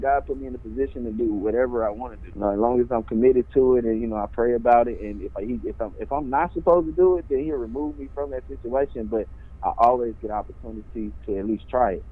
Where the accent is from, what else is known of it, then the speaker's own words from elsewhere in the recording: Little Rock, Arkansas, United States; I'm from Little Rock, Arkansas